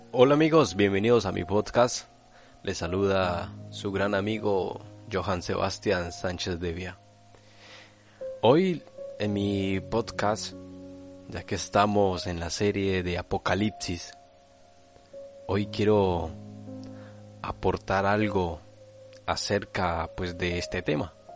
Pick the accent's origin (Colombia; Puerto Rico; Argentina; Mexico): Colombia; now in Spain; en mi país, en Colombia, yo soy colombiano, pero actualmente vivo en España